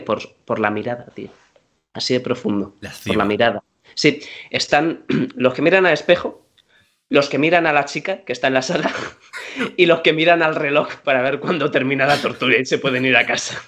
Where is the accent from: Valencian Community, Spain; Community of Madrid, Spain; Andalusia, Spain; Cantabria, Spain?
Community of Madrid, Spain; Madrid; soy madrileño de pura cepa, yo soy un tío que yo he comido en mi casa casi cada fin de semana cocido